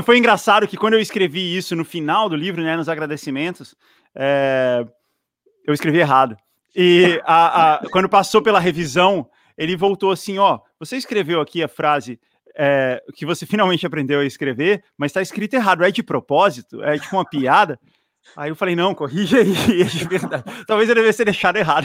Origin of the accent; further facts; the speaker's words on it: Brasília, Federal District, Brazil; moved away; also born or lived in São Paulo; é a minha cidade, assim, é onde eu me sinto